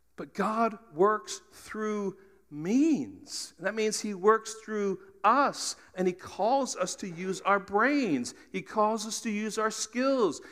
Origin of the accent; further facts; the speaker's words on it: United States; we're Americans